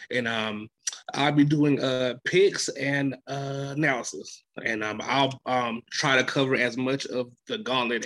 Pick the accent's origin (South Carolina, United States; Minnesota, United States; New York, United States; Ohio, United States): South Carolina, United States; I'm from South Carolina